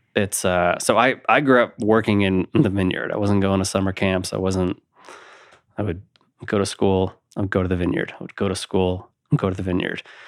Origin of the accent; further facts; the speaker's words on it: Napa, California, United States; now in Colorado, United States; I, I grew up in Napa, California, which is, I mean, it's a little agriculture town